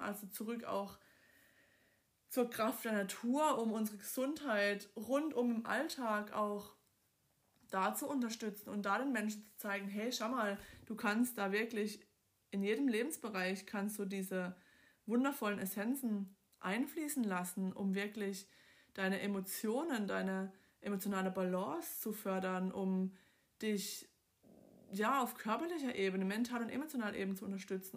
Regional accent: Southern Germany, Germany; ich komme aus dem Süden von Deutschland, aus dem Partnerländler

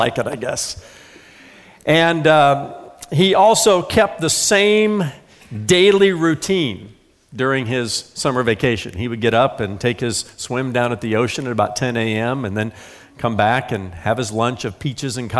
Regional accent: northern Indiana, United States; moved away; I grew up in the Hoosier state, the great state of Indiana

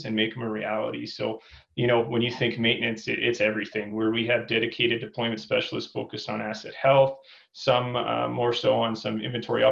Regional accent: Fernie, British Columbia, Canada; I grew up in Fernie, BC

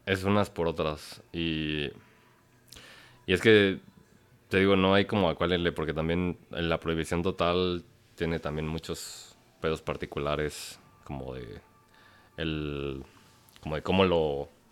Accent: Mexico; siendo mexicano

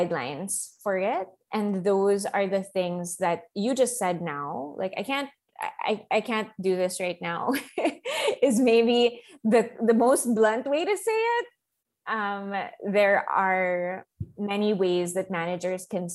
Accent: Philippines; Filipino workers

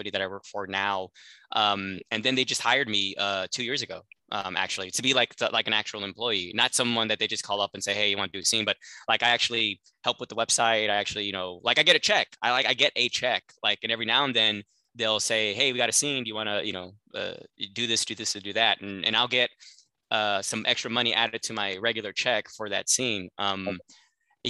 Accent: Los Angeles, California, United States; I'm from the San Fernando Valley, so that's porn capital of the world. I grew up like in the fucking porn capital of America

